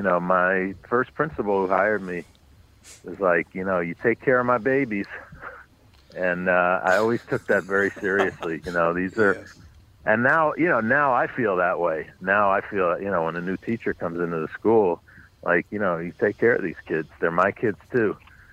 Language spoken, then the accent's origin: English; New York City, New York, United States; I grew up on the Upper West Side, but north of 96th Street, west 106th Street, which was, we lived in a beautiful building, but it was a neighborhood that had been in decline.